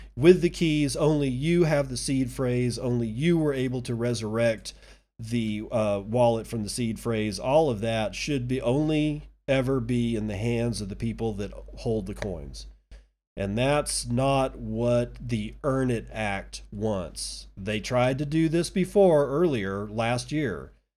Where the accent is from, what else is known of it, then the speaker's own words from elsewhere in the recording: United States; As an American citizen